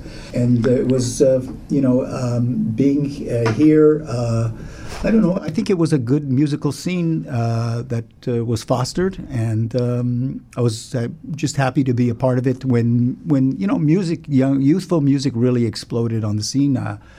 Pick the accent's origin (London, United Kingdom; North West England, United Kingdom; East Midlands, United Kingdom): London, United Kingdom; born there; moved away; Yes, I was born in London, England.